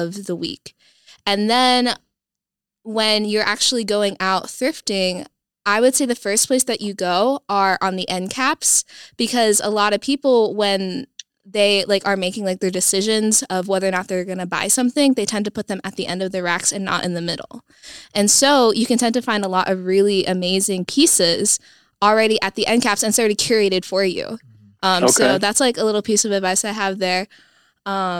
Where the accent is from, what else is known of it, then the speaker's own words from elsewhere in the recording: Sioux Falls, South Dakota, United States; moved away as an adult; also born or lived in Phoenix, Arizona; I am originally from Sioux Falls, South Dakota, but my family recently moved about 1.5 years ago to Phoenix.